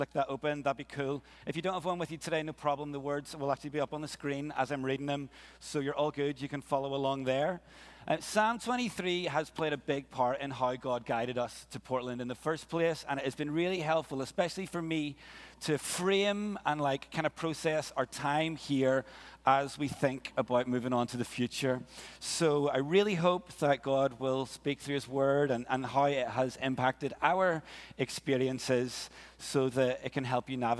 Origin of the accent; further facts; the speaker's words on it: Ireland; moved away as an adult; also born or lived in Glasgow, Scotland; We're both Irish